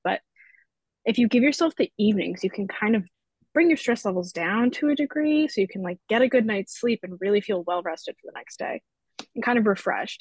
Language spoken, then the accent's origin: English; Long Island, New York, United States; moved away as an adult; I'm from Long Island, which is whatever, six to eight hours away.